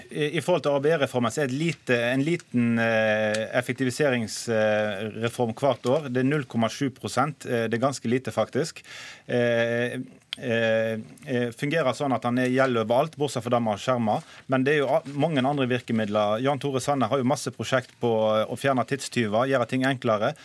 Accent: Western Norway, Norway; jeg kommer fra Vestlandet og kjenner til hvordan situasjonen er i næringslivet

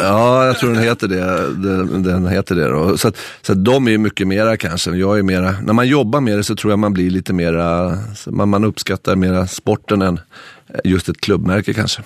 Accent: Stockholm, Stockholm County, Sweden; moved away as an adult; now in Norway

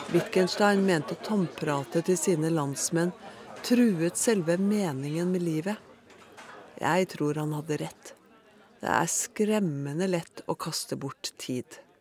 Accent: Norway; Som nordmann er jeg vant til å kunne se på himmelen nattestid

